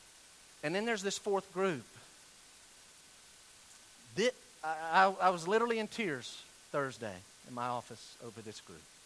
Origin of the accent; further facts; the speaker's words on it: Weaverville, North Carolina, United States; I'm from Western North Carolina